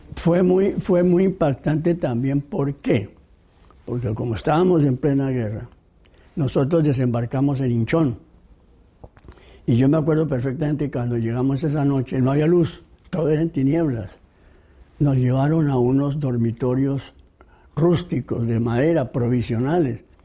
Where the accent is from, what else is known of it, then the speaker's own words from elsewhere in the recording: Bogotá, Colombia; Soy colombiano, nacido en la capital de la República, Bogotá.